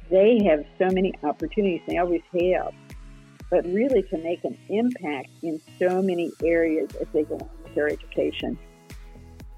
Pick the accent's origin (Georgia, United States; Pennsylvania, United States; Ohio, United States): Ohio, United States; Dayton; I grew up in Dayton, Ohio